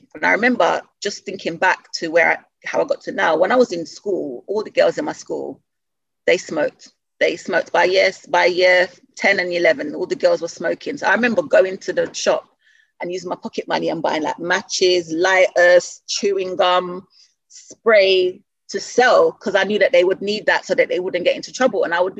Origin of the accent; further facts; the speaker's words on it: London, United Kingdom; I grew up in Southeast London when I came to the UK.